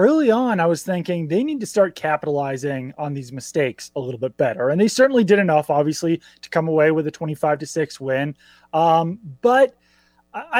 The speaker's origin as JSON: {"language": "English", "town": "Seattle", "region": "Washington", "country": "United States", "tie": "born or raised there", "said": "I grew up in Seattle"}